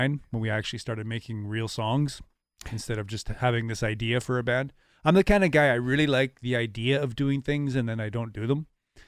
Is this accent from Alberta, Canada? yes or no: no; Portage la Prairie, Manitoba, Canada; also born or lived in Cold Lake, Canada / Germany / Ottawa, Canada / Canberra, Australia; for a military kid. And it's where I had my most formative experiences, I think. So I say I'm from Portage when people ask.